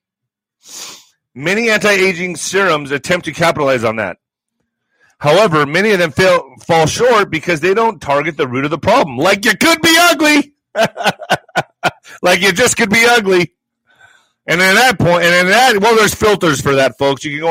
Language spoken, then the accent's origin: English; El Paso, Texas, United States; El Paso's getting 10,000 refugees to Fort Bliss, my hometown.